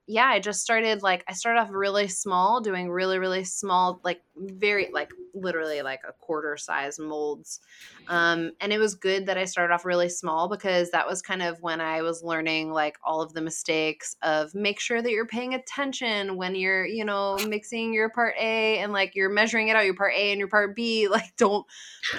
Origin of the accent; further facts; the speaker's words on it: Rhode Island, United States; I'm from Rhode Island